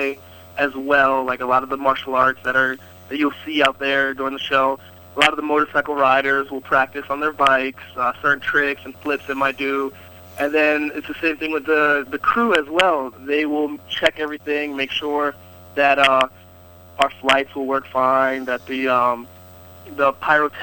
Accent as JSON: {"language": "English", "region": "North Carolina", "country": "United States", "tie": "born or raised there", "said": "I was in my home state, North Carolina"}